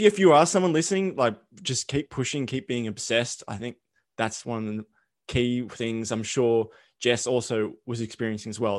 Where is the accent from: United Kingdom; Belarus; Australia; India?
Australia; accent: Aussie; my accent